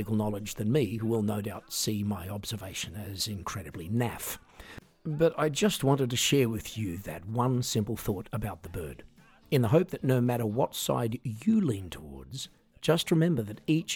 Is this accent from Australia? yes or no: yes; Australia; I grew up in Australia in a family that often, courtesy of my mum and dad, supported the conservative side of politics.